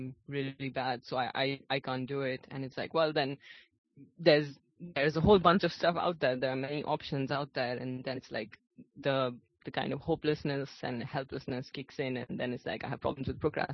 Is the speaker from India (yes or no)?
yes; India; I'm from India